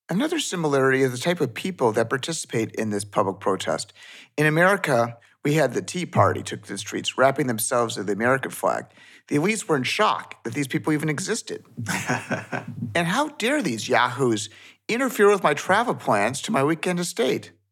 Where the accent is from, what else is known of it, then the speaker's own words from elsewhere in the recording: Canada; when I grew up in Canada in the 80s